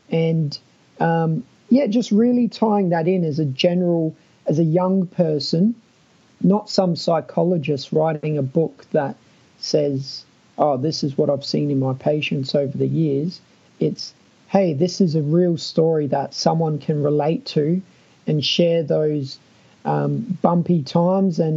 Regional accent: Adelaide, South Australia, Australia; I'm Australian, but uh, I'm from Adelaide, which often people think our accent is a bit weird.

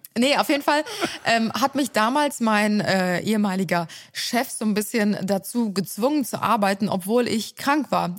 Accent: Cologne, North Rhine-Westphalia, Germany; also born or lived in Ulm; ich bin ja in Ehrenfeld aufgewachsen

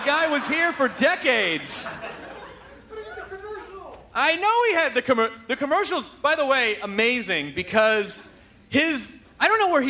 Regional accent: Memphis, Tennessee, United States; And when I was in eighth grade, I grew up in Memphis.

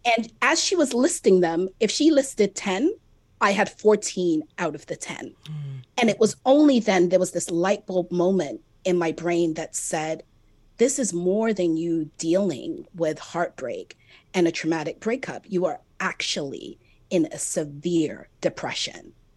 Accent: Jamaica; I'm also Jamaican

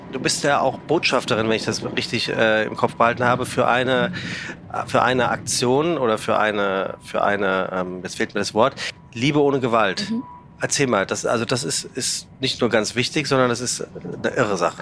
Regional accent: Oberliederbach, Hesse, Germany; Ich komme aus dem Taunus, aus einem kleinen Ort, Oberliederbach

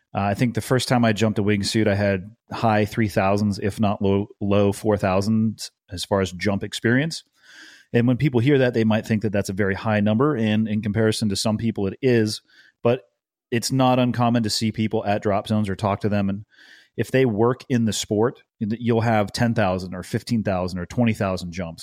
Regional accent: Santa Cruz, California, United States; I grew up in a surfer town. Uh, it's in the Monterey Bay. It's called Santa Cruz

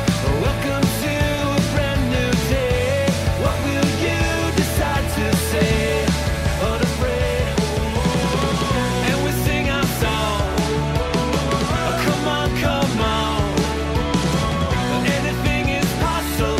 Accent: Chicago, Illinois, United States; I'm from Chicago

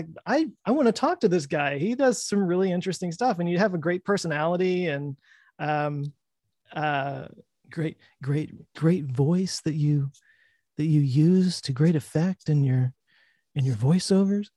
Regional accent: Texas, United States; Growing up in Texas

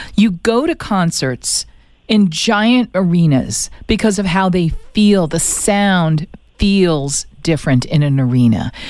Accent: Boston, Massachusetts, United States; I grew up in Boston going to Red Sox games

